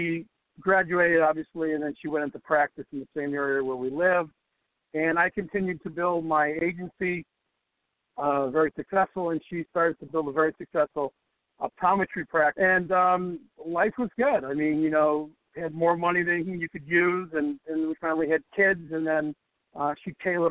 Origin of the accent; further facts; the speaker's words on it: Chicago, Illinois, United States; So I'm a Chicago kid, born and raised in Chicago, South Sox. Really active in sports growing up in the South Side